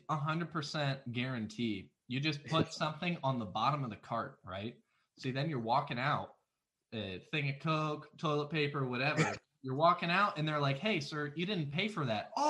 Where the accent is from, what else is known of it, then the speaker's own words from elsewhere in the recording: Cleveland, Ohio, United States; moved away; My hometown up in Cleveland